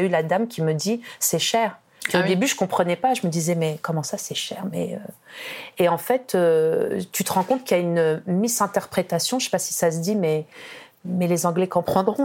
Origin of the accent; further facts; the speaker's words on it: France; moved away as an adult; now in Quebec, Canada; en tant que Française d'origine maghrébine